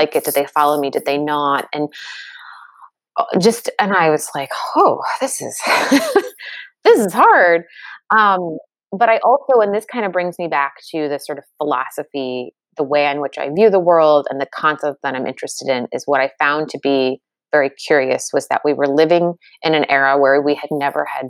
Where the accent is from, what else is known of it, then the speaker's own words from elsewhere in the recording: United States; I grew up in the States